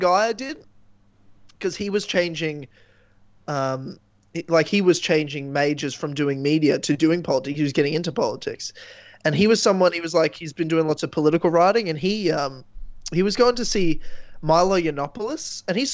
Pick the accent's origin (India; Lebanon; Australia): Australia; Queensland; also born or lived in Melbourne; I grew up in Queensland, which is, you know, our Texas.